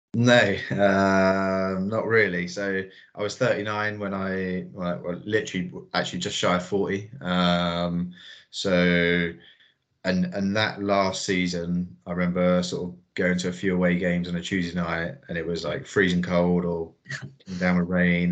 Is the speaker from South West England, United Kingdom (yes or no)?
yes; Salisbury, South West England, United Kingdom; Salisbury is my hometown club